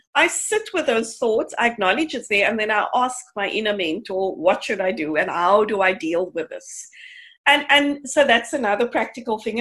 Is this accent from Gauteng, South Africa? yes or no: no; Cape Town, Western Cape, South Africa; I grew up in Mitchell's Plain